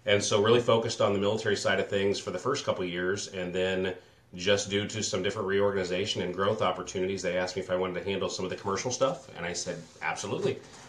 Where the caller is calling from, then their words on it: Mapleton, Illinois, United States; Right outside of Peoria, Illinois, out here in the country in Mapleton, Illinois.